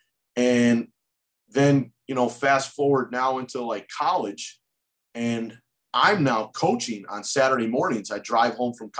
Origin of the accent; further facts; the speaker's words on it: Holyoke, Massachusetts, United States; I'm that kid from Holyoke that's working for the UMass basketball team